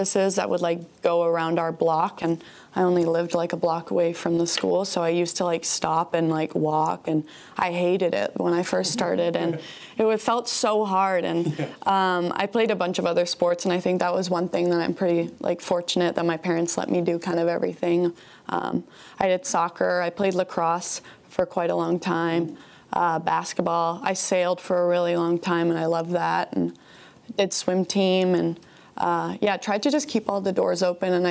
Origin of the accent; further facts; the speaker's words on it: London, Ontario, Canada; moved away as an adult; also born or lived in Seattle, Washington; now in Albuquerque, United States; I am from London, Ontario